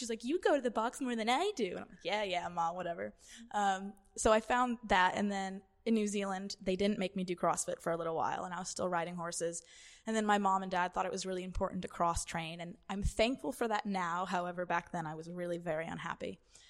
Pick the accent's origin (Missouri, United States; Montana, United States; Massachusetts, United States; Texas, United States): Massachusetts, United States; Boston; because I grew up in New England, so near Boston. And I must have been 10 or 11.